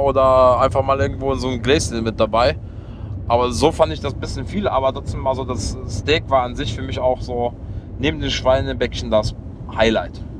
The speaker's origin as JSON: {"language": "German", "town": "Leverkusen", "region": "North Rhine-Westphalia", "country": "Germany", "said": "ich komme aus Leverkusen, 160.000 Einwohner"}